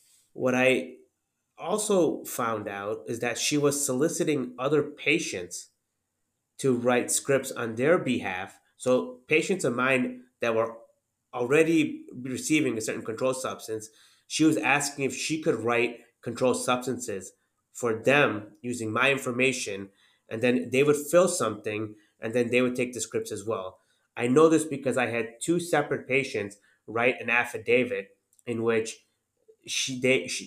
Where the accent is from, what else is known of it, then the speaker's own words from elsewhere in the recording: Northwest Indiana, United States; also born or lived in Chapel Hill, North Carolina / Jeffersonville, Indiana; And then we moved to the Chicagoland area. Northwest Indiana is pretty much a suburb of Chicago